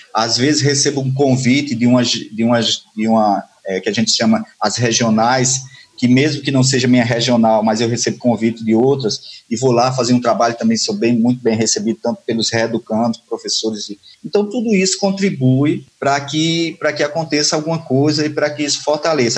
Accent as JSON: {"language": "Portuguese", "town": "Patos", "region": "Paraíba", "country": "Brazil", "moved": "yes", "said": "eu sou de, de Patos, na Paraíba, como eu disse, já moro há um tempo aqui"}